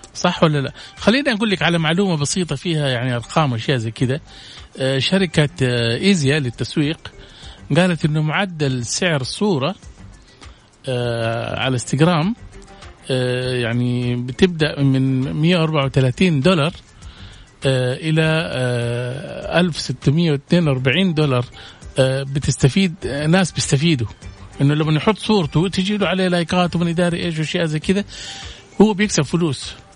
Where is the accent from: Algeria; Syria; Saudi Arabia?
Saudi Arabia; عندنا في السعوديه